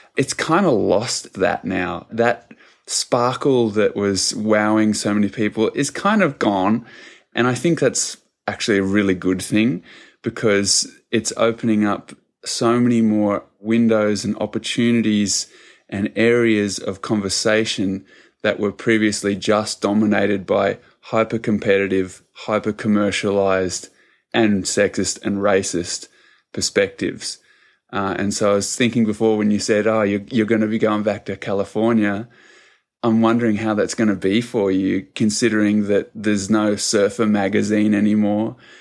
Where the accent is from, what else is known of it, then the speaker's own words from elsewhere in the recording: New Zealand; now in Australia; I'm originally from New Zealand